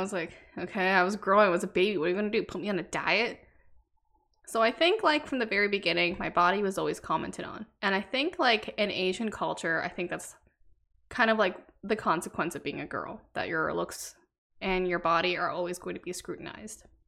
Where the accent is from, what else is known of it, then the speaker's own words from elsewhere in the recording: Canada; I was born in Canada to two immigrant Vietnamese parents.